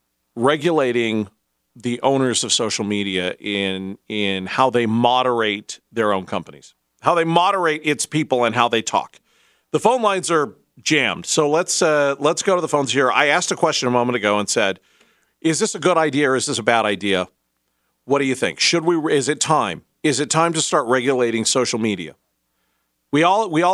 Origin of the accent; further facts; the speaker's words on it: Taylorsville, Utah, United States; my hometown of Taylorsville